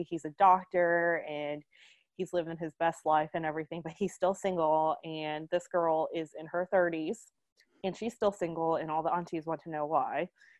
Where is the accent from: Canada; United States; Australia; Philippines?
Philippines; because I'm Filipino